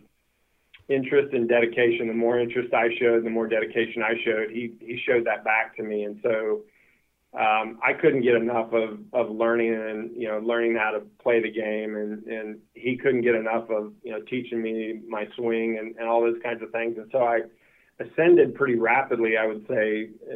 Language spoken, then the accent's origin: English; Kansas, United States; where I grew up in Kansas.